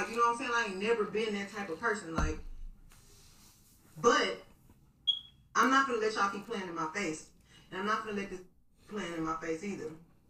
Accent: United States; I'm from the South Side.

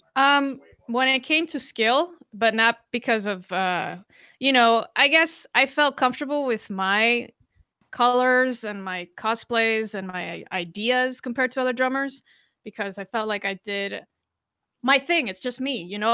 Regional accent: Costa Rica; moved away; also born or lived in Brazil; I'm from Costa Rica, um, Hispanic. I speak three languages, Portuguese as well. I lived in Brazil four years

